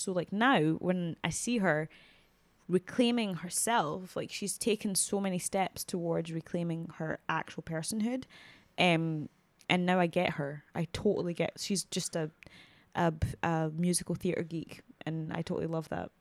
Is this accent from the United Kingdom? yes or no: yes; Scotland, United Kingdom; even us as like Scottish people, even me as a Scottish black woman